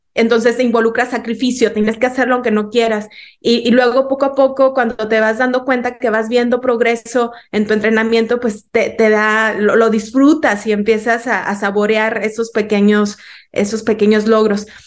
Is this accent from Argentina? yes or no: no; Mexico; como mexicanos